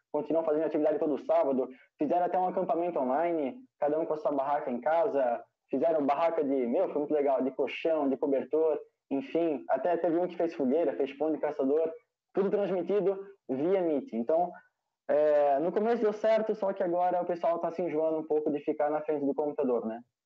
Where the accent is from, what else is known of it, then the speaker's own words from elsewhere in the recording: Brusque, Santa Catarina, Brazil; Participo do Grupo Escoteiro Brusque de Santa Catarina